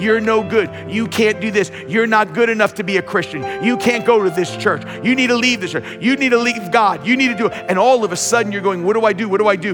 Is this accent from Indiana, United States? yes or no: no; Long Island, New York, United States; I grew up on Long Island